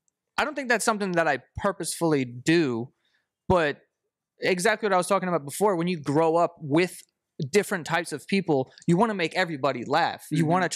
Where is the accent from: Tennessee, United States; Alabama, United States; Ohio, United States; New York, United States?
New York, United States; New York City; I was born and raised in Queens.